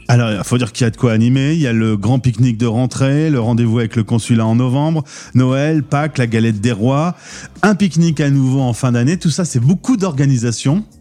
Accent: France; nous, les Français

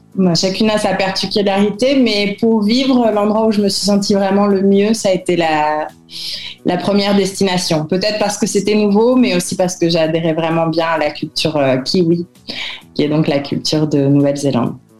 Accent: Paris, Île-de-France, France; moved away as an adult; also born or lived in New Zealand; now in Chile; Paris, où j'avais du mal vraiment à vivre, même si j'ai passé toute mon enfance et mon adolescence là-bas

